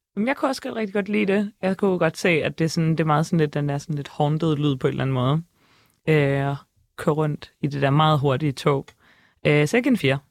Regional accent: Szczecin, West Pomeranian Voivodeship, Poland; now in Denmark; jeg kommer fra Stettin, som er sådan nordpå

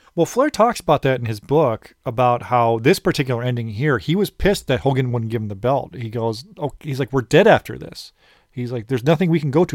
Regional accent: Orland Park, Illinois, United States; I'm from Orland Park

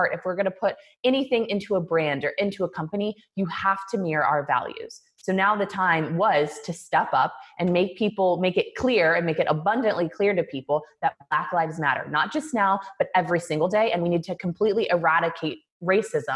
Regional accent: Kansas City, Missouri, United States; moved away; I grew up in Kansas City, Missouri.

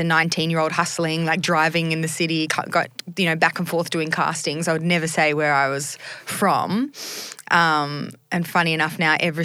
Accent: Sydney, New South Wales, Australia; also born or lived in Bondi / Northern Beaches; now in Sydney, Australia; I grew up in a suburb called Greystanes

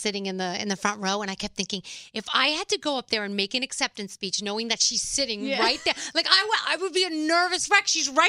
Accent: New York City, New York, United States; I grew up in the Bronx

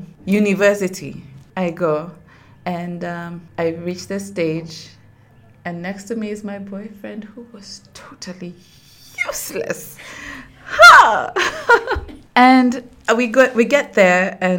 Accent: Nairobi, Kenya; I knew I was a Luo girl with an English stepfather, but I grew up in Nairobi

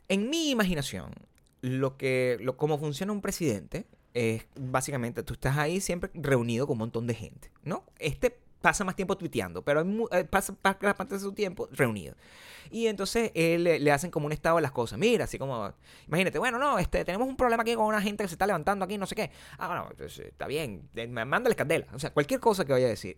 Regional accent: Venezuela; also born or lived in Chicago; now in Los Angeles, United States; siendo venezolano

